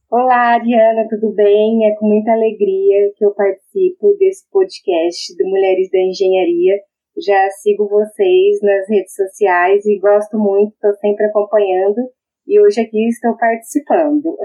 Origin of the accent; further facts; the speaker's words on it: Maringá, Paraná, Brazil; Já que eu sou de Maringá, dá para perceber pelo sotaque, né? Eu sou nascida em Maringá